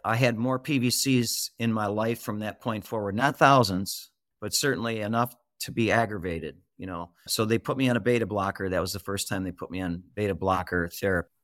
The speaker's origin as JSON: {"language": "English", "region": "Michigan", "country": "United States", "tie": "born or raised there", "said": "I'm from Michigan. I'm a Michigander. And I've been with Mich-, I've been in Michigan all my life."}